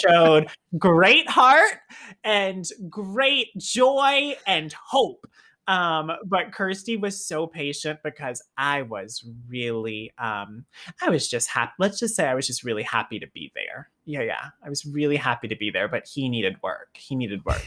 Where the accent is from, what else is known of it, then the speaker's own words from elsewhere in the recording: the South, United States; being a kid growing up in the South